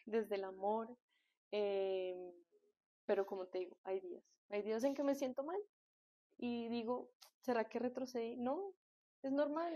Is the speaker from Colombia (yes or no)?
yes; Colombia; yo soy colombiana